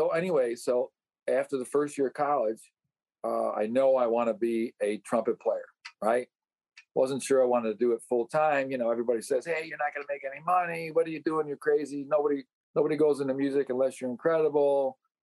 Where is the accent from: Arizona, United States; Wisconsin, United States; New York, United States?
New York, United States; Niagara Falls; I come from Niagara Falls.